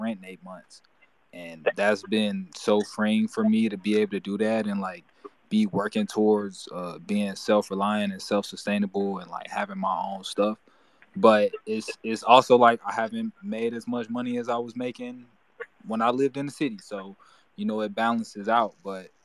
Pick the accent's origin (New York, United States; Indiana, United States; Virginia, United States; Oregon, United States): Indiana, United States; Gary; now in Arizona, United States; I'm originally from Gary, Indiana